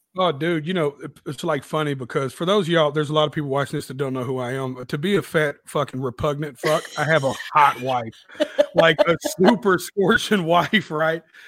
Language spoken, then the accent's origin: English; Nashville, Tennessee, United States; right out south of Nashville called Antioch. It's in Nashville, but I just represent my little district. So it's like I'm from Antioch, Tennessee